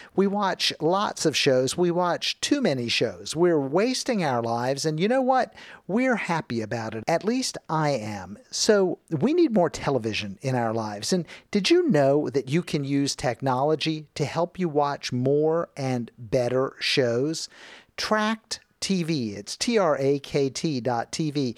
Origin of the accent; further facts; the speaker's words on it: Miami, Florida, United States; moved away; I grew up in Miami